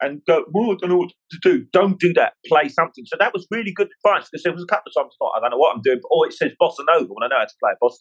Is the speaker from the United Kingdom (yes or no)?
yes; London, United Kingdom; I was born in Fulham in London